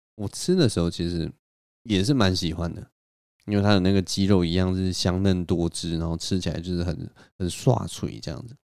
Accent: Taipei, Taiwan; 在我的老家文山区这边

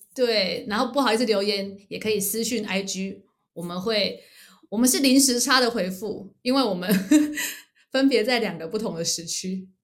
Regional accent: Taiwan; moved away; 我们从台湾来

